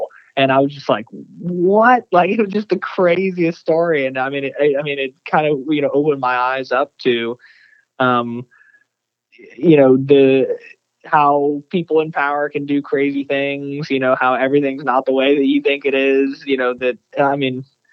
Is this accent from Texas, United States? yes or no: yes; Texas, United States; growing up in Texas, you know, reading Texas textbooks